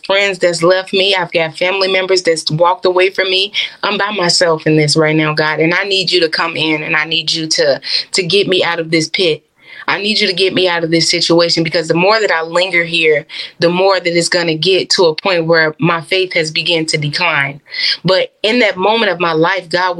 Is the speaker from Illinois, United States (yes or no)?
yes; Chicago, Illinois, United States; also born or lived in Florida; I moved from Florida back to my hometown, Chicago.